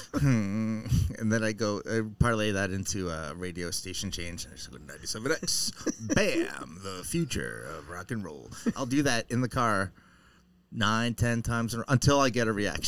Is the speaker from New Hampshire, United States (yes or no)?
yes; New Hampshire, United States; moved away; I'm from New Hampshire. We used to, you know, look down our noses at the mass holes